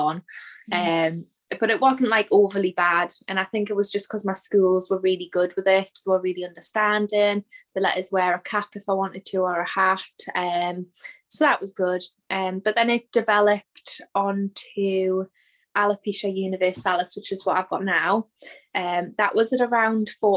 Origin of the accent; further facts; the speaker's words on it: Newcastle upon Tyne, North East England, United Kingdom; I'm from Newcastle in England